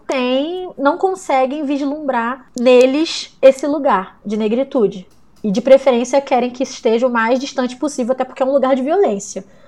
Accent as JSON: {"language": "Portuguese", "country": "Brazil", "said": "somos latinos no Brasil"}